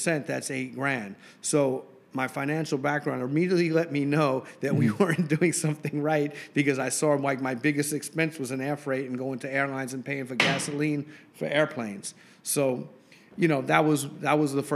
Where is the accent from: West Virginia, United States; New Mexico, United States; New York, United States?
New York, United States; New York City; also born or lived in Long Island, New York / Arizona; I was born and raised in Queens, and then I moved to Long Island for high school